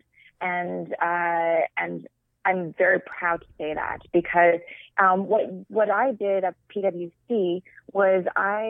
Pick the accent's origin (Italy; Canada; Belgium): Canada; moved away; also born or lived in Toronto, Canada; I'm Canadian